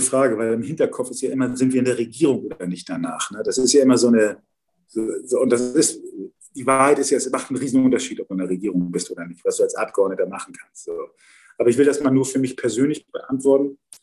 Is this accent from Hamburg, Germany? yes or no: yes; Hamburg, Germany; Ich bin ja Wilhelmsburger. Ich bin ja in Wilhelmsburg äh, aufgewachsen